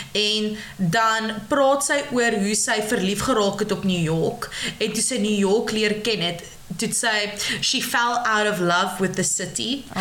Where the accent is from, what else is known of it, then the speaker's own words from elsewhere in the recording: George, Western Cape, South Africa; ek van George af kom en ek was nog altyd tussen die berge en die see